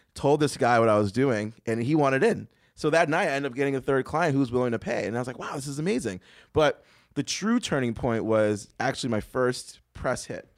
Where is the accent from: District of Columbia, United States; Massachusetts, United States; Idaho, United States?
Massachusetts, United States; Boston; I grew up in Boston.